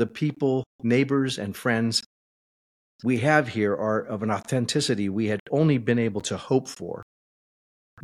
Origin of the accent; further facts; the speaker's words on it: Southern California, United States; moved away as an adult; also born or lived in Idaho; now in Eagle, United States; Cathy and I were both born and raised in Southern California